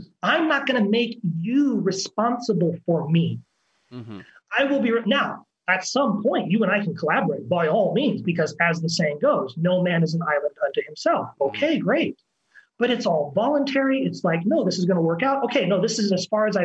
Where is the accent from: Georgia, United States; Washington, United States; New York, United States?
Washington, United States; moved away as an adult; now in Belo Horizonte, Brazil; I'm an actor from Washington State. I've been in Belo Horizonte, Brazil for the last 9 years